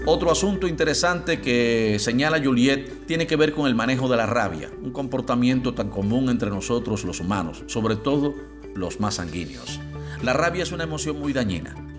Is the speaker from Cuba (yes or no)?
yes; Cuba; soy el cubano de efecto C